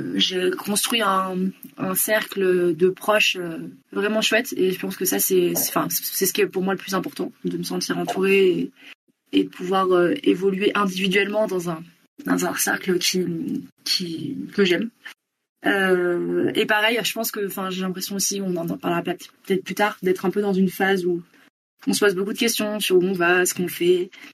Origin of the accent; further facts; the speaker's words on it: near Bordeaux, Nouvelle-Aquitaine, France; moved away as an adult; now in Bogotá, Colombia; je suis originaire de Bordeaux, enfin à côté de Bordeaux, où j'ai grandi, j'ai resté jusqu'à 20 ans. et maintenant, j'habite depuis un peu plus d'un an et demi à Bogota en Colombie